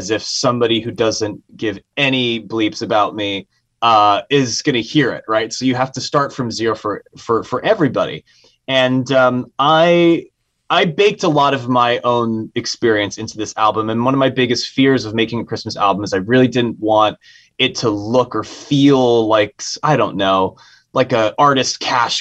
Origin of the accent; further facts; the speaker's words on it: San Francisco, California, United States; I was raised in San Francisco at a very specific time in the 90s.